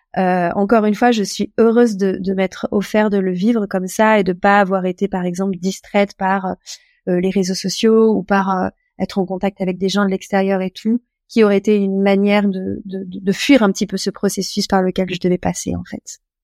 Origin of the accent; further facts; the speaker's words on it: France; moved away as an adult; now in Portugal; Je suis française, j'ai 38 ans. ça fait 5 ans, un peu plus de 5 ans que je vis au Portugal